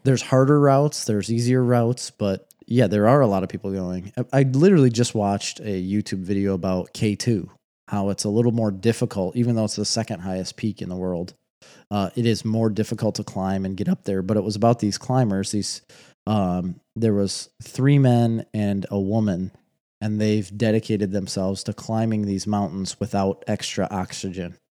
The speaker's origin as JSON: {"language": "English", "country": "United States", "said": "I'm too American"}